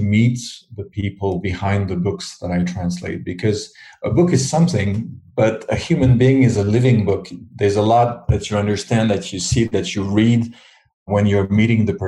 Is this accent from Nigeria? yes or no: no; Switzerland; moved away as an adult; now in France; I live in France. I've been living there for 35 years, although I was born in Switzerland. That's where I grew up.